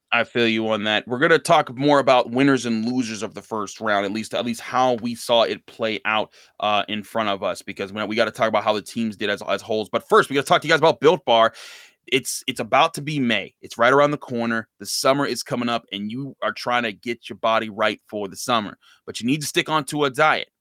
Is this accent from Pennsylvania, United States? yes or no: yes; Pittsburgh, Pennsylvania, United States; I grew up in Pittsburgh